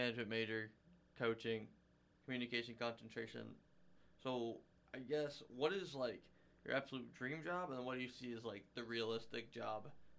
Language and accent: English; Bluffton, Ohio, United States; I grew up here, so, like I guess, like, I love and appreciate everything about Bluffton